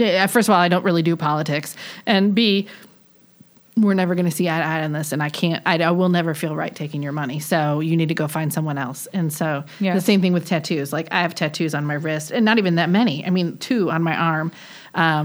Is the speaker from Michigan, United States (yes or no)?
yes; Detroit, Michigan, United States; now in Charlotte, United States; both from Michigan, but I'm from Detroit and the east side of Detroit